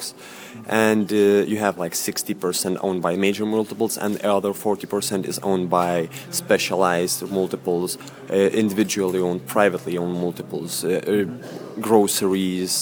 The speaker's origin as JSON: {"language": "English", "country": "Lithuania", "second_language": "English", "said": "I'm a Lithuanian and when I go to do a business in Poland, I speak in English"}